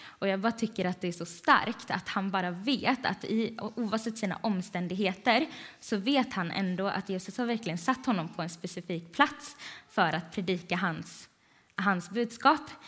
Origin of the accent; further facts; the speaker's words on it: Vänga, Sweden; Jag är från Vänga.